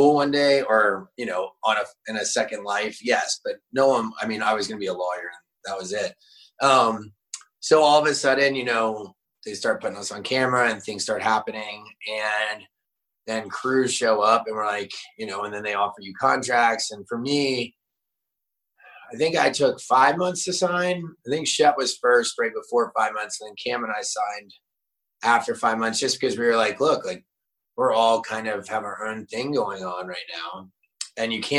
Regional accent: Eastern Shore of Delaware, United States; moved away as an adult; now in Charleston, United States; I was born in 88 on the Eastern Shore of Delaware, and grew up there with cornfields and chicken farms and the beach and golf courses

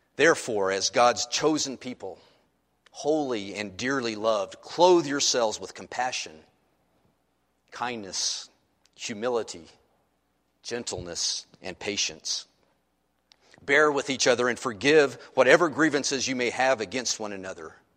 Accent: United States; who happens to be an American

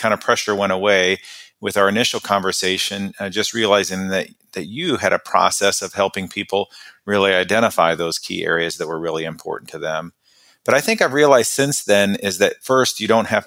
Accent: Midwest, United States; moved away as an adult; also born or lived in Oklahoma / Chicago / India; I grew up in the Midwest in a small town boy. I grew up in a town of 800 people

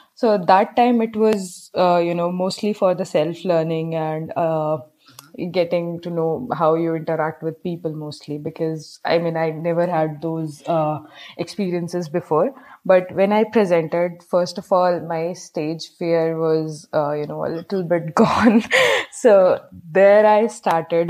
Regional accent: Bijnor, Uttar Pradesh, India; moved away as an adult; now in Hyderabad, India; currently I'm at my hometown. It's Bijnor, Uttar Pradesh.

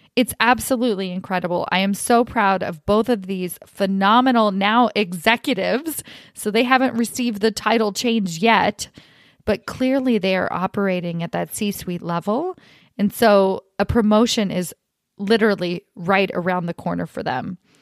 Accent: Kentucky, United States; now in California, United States; I grew up in Kentucky

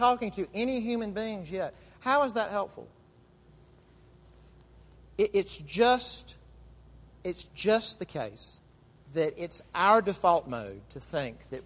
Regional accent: United States

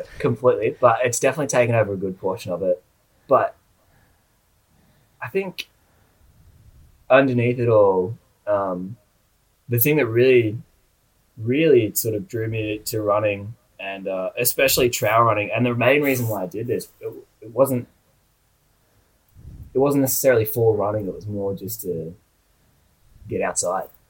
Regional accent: Kiama, New South Wales, Australia; moved away as an adult; now in Brisbane, Australia; So I grew up down in a little town called like Kiama. So it's about like 2 hours south of Sydney in New South Wales.

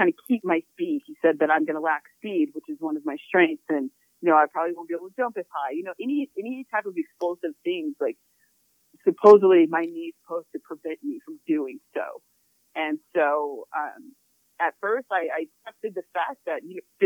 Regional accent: Glendale, Arizona, United States; I grew up in the blazing heat of Glendale, Arizona.

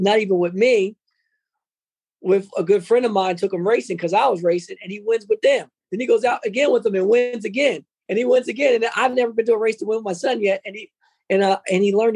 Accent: Trenton, New Jersey, United States; I grew up around Chambersburg was Italian Village

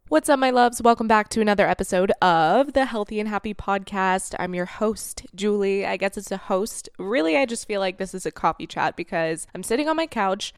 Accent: Florida, United States; moved away; I was raised in Florida

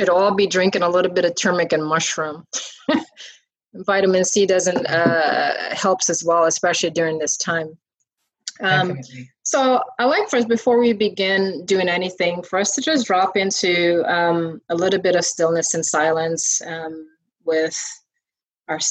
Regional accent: Guyana; growing up in Guyana, my grandmother used

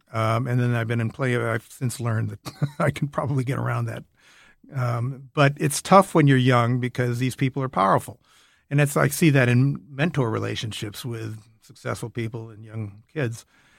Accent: Minnesota, United States; moved away; I was from Minnesota.

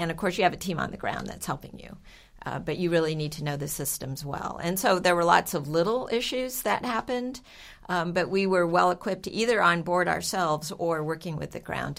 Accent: Texas, United States; we grew up around Johnson Space Center

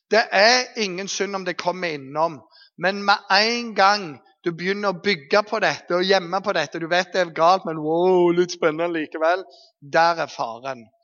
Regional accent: Eastern Norway, Norway; Men jeg kommer jo fra Østlandet, tross alt.

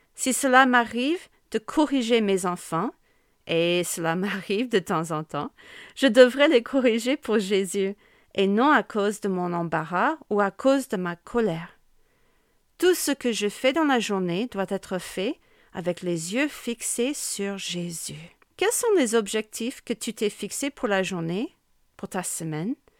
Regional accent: United States; accent: American; French is a second language; moved away as an adult; now in Amiens, France; je pense que tu peux constater mon accent bien américain, qui ne se perd pas même après plus de 20 ans vécu en France

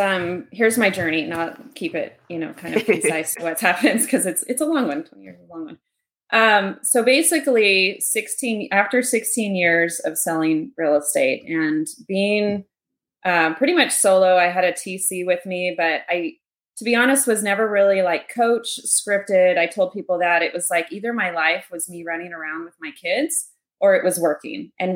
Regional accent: Park City, Utah, United States; So I was born in Utah and so originally in Utah, we've lived there for a little while.

